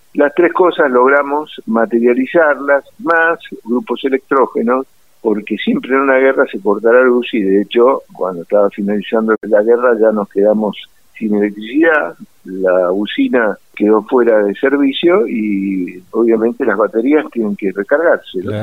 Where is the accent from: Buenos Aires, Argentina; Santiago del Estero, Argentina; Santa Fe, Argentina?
Buenos Aires, Argentina; Yo nací en el centro de la capital federal, en Luis de Campos y Matienzo, bien en el Hospital Militar Central. Sí, bien porteño